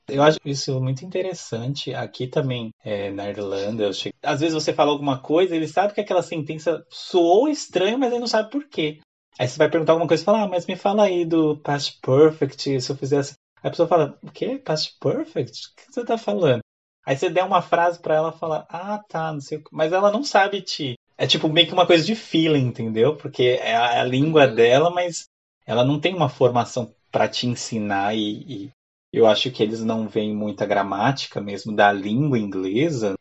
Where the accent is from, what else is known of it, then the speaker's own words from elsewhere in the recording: Brazil; now in Ireland; a gente brasileiro tem com a vergonha um pouco do, do nosso accent